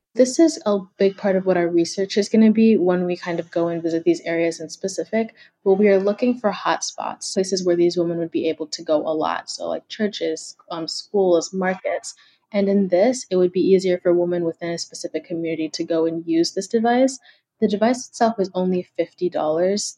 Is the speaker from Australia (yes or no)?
no; Kenya; now in United States